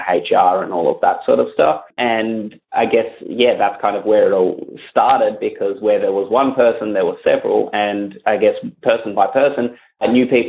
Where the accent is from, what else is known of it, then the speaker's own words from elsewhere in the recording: Adelaide, South Australia, Australia; each university, I noticed in my hometown, has got its own sort of accounting students club